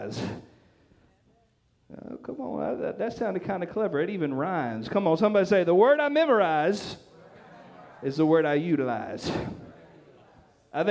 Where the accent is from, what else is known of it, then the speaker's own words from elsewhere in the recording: Nash County, North Carolina, United States; where I grew up in Nash County